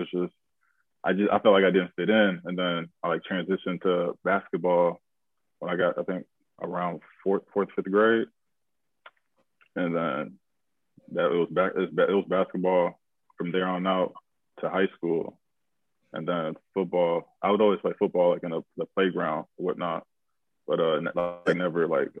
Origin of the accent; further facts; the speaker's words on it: Madison, Wisconsin, United States; also born or lived in Minneapolis, Minnesota / Pittsburgh; Moved to Madison, Wisconsin when I was about like three, four years old. And just, I was raised in Madison, Wisconsin.